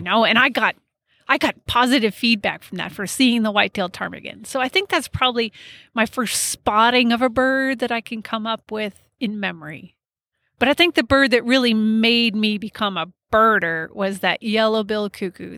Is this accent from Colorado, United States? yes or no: yes; Colorado, United States; I grew up in Colorado